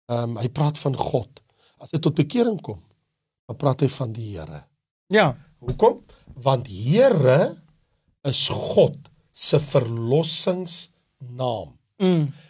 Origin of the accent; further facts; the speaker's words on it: South Africa; Maar ek is Afrikaner. So as 'n Afrikaner, watter taal moet ek gebruik? Ek het 'n Afrikaanse Bybel.